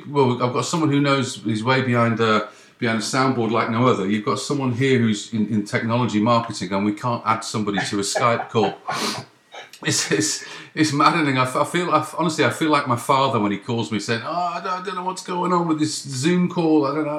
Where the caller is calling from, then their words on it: Ottawa, Ontario, Canada; I'm ringing from Canada. I'm ringing from the east coast of Canada, the capital, Ottawa.